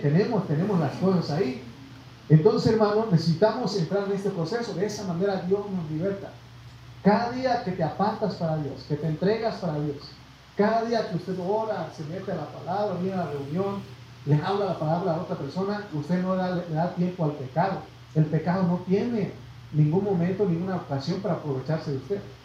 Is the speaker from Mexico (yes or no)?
yes; Mexico; nosotros, hermano, nacimos en México y nos llenamos de orgullo y decimos yo soy mexicano